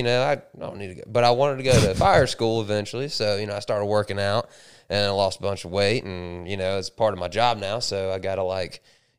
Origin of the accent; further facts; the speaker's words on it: Hollywood, Miami, Tamarac, later Polk County, Florida, United States; So I was originally born in Hollywood, not California.